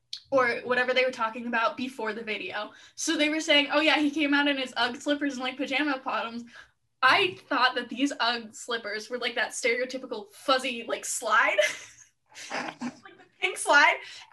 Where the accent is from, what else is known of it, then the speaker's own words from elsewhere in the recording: Edmonton, Alberta, Canada; I'm from Edmonton, like around Edmonton.